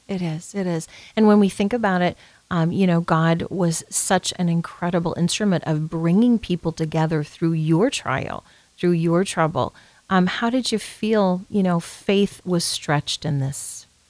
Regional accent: Benson, United States; we're from Benson

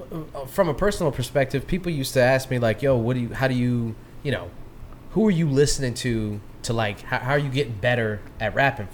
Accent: the South, United States; we're from the South

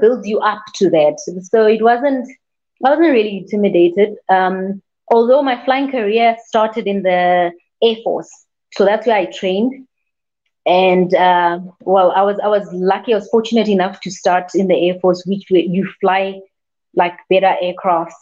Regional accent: South Africa; I am a South African airline pilot

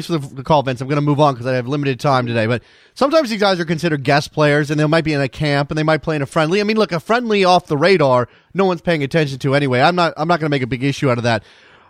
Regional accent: United States

